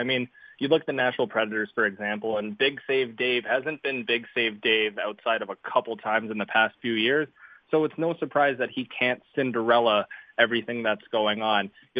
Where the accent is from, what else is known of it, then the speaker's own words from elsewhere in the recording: Canada; I'm Canadian.